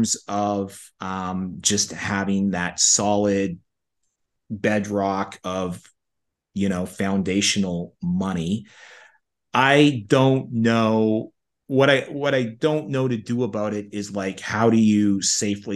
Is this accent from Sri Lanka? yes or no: no; Canada; I'm from Canada